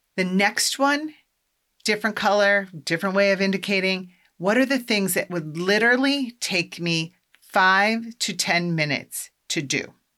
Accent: Iowa, United States; now in Massachusetts, United States; I'm from Iowa

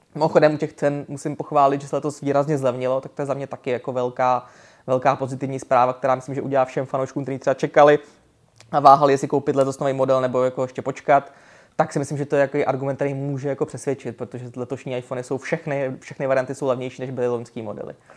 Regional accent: Czechia; jsem z České republiky

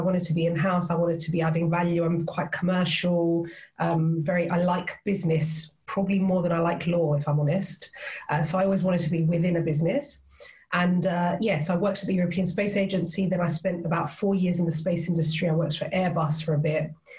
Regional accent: Cyprus; moved away as an adult; now in United Kingdom; because I was born and raised there, my mum's British, hence the accent. I was born and raised in Cyprus. And then I decided quite early on that it wasn't for me, it was too small, and I wanted to do something else. So I came to the UK.

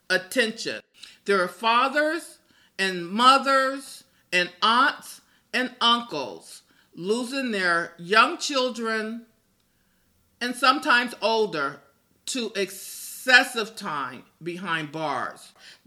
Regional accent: Gary, Indiana, United States; my hometown of Gary, Indiana

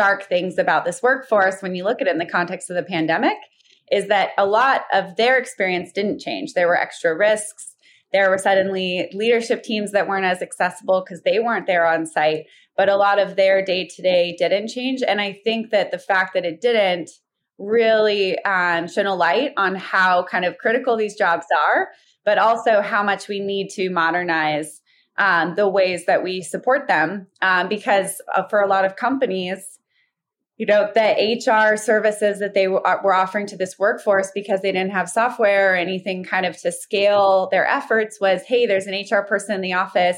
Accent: Alaska, United States; I grew up in Alaska

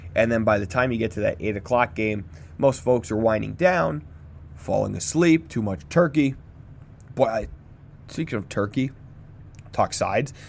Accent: United States; As an American

